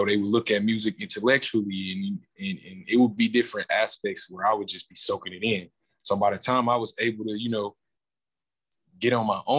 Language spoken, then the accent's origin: English; Milwaukee, Wisconsin, United States; born and raised, North Side